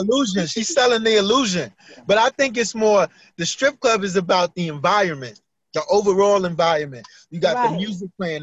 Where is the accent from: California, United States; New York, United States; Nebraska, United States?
New York, United States; Growing up in New York